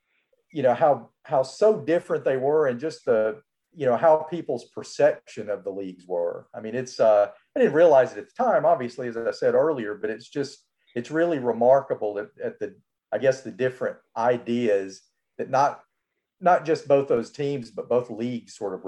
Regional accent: Alabama, United States; I grew up in Alabama

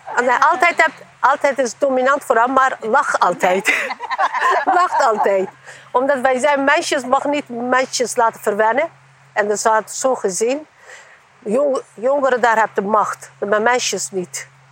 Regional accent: Eastern Anatolia, Turkey; Dutch is a second language; now in Netherlands; Ik kom uit de Oost-Turkije. En wij hebben, toen ik klein waren, wij hebben grote gezinnen.

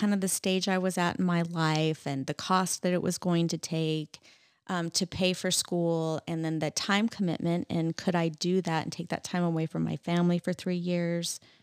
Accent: Roy, Utah, United States; also born or lived in Layton, Utah / Clearfield, Utah; I grew up in, uh, Utah

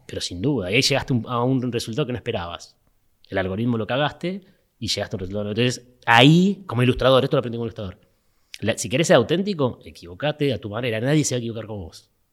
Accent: Mar del Plata, Buenos Aires Province, Argentina; moved away; como soy de Mar del Plata, extrañaba el horizonte del mar

